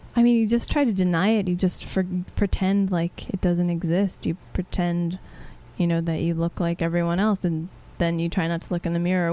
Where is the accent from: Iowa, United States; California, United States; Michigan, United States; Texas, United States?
Texas, United States; growing up in Texas